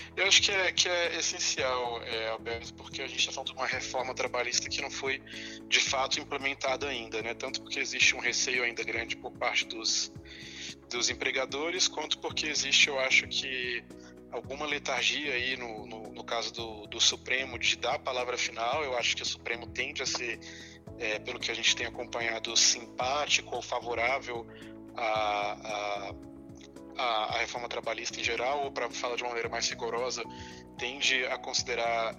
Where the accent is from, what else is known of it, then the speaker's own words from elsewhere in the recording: Brasília, Federal District, Brazil; eu sou, sou brasiliense